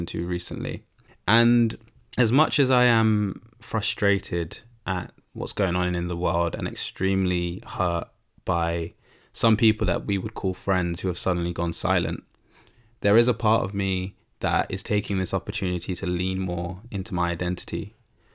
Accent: United Kingdom; as Black British people

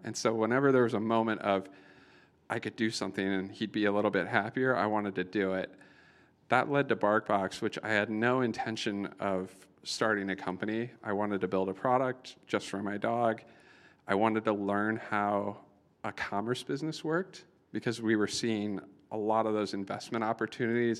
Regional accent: Iowa, United States; moved away as an adult; now in New York, United States; I'm from Iowa

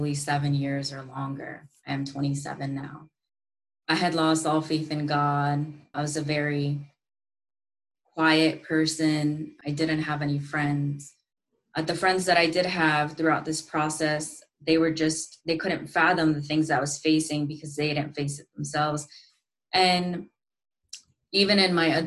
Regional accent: United States; also born or lived in India / Thailand; due to me being born in a South Asian culture and growing up in the States after I migrated

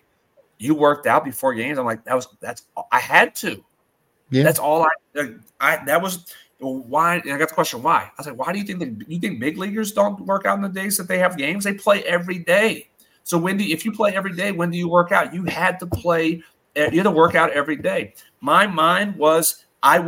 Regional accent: Louisiana, United States; moved away; I'm going to be in my home state.

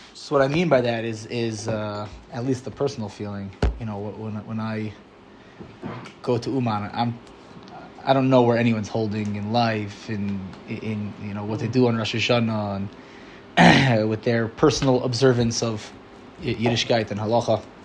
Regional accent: United States; now in Israel; I'm American, I'm a little American guy

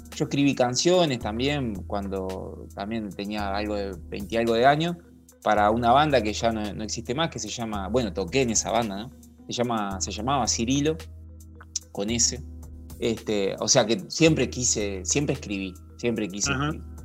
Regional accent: Montevideo, Uruguay; also born or lived in La Paloma / Barra de Valizas, Rocha; now in Barra de Valizas, Uruguay; vivo en Balizas, pero mm, no nací en Balizas, este, nací en Montevideo

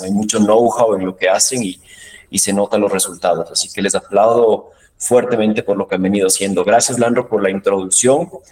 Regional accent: Ecuador

